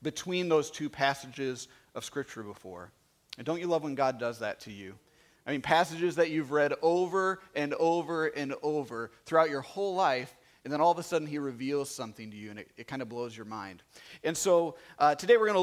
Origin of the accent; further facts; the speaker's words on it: Manteno, Illinois, United States; moved away as an adult; I grew up in Manteno